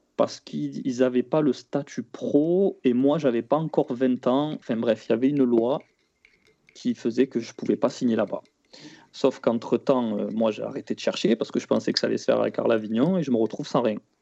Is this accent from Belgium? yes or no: no; Marseille, Provence-Alpes-Côte d'Azur, France; also born or lived in Matmata, Tunisia (family origin); quand on est de Marseille